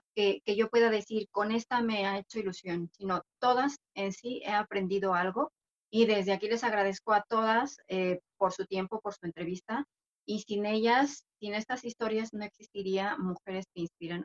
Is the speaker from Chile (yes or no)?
no; Mexico; moved away as an adult; also born or lived in England / Sydney, Australia / Canada; now in Madrid, Spain; yo soy de origen mexicana, eh, pero ya tengo muchos años en Madrid